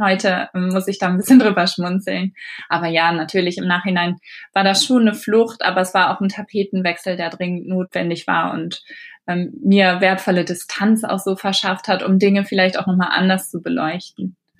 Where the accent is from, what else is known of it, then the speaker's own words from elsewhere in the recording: Germany; moved away as an adult; also born or lived in Mexico; now in England, United Kingdom; als Deutscher